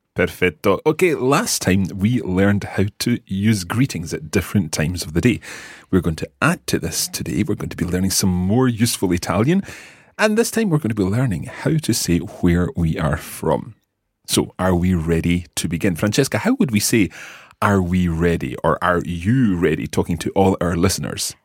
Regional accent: Scotland, United Kingdom; we are from Scotland. We live in Scotland

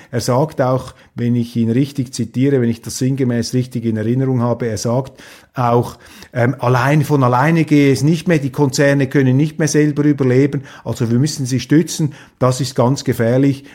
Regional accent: Switzerland; als Schweizer, als Verschonter da hinter den sieben Bergen

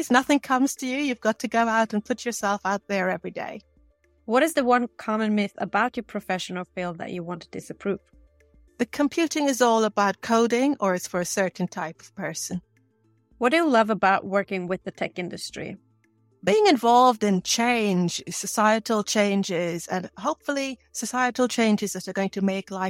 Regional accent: Guyana; also born or lived in Bahamas / England; In three countries Guyana, the Bahamas, and England.

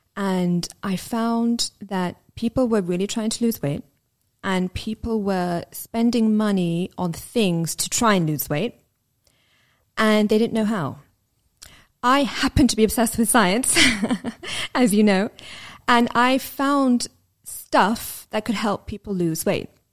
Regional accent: London, United Kingdom; where we lived and growing up in London.

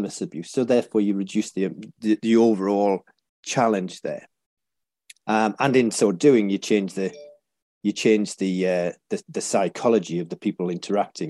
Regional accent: Whitley Bay, North East England, United Kingdom; also born or lived in North Shields; I was born there and grew up in the next town down, a place called Whitley Bay

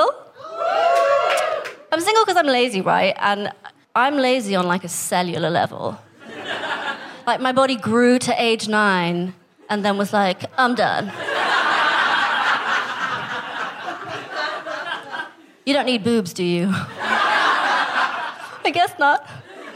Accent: Staines, South East England, United Kingdom; also born or lived in Kenya / India; my family's from India, but I was born in Kenya, and then I grew up here in England

